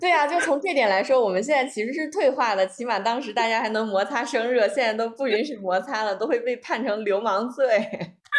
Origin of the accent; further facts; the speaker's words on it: China; 作为一个，一个中国人